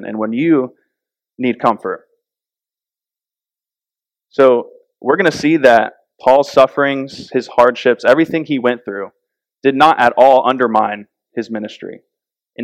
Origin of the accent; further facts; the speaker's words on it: Florida, United States; also born or lived in North Carolina; When we lived in North Carolina, we're from Florida